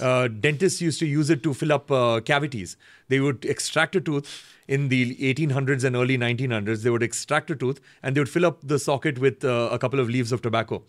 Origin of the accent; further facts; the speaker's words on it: Bangalore, Karnataka, India; growing up in Bangalore, making independent music